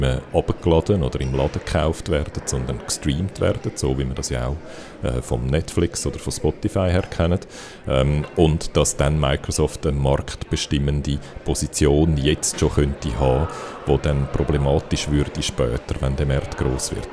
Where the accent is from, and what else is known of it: Switzerland